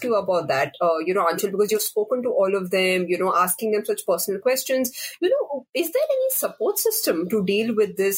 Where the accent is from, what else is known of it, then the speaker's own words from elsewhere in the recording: Mangalore, Karnataka, India; So I'm a South Indian. I'm from Mangalore.